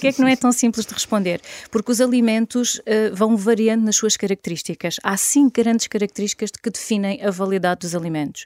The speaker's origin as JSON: {"language": "Portuguese", "town": "Caldas da Rainha", "region": "Leiria District", "country": "Portugal", "tie": "born or raised there", "also_born_or_lived": "Lisbon / Dubai", "said": "Sou filha de agricultores, nasci e vivo atualmente nas Caldas da Rainha"}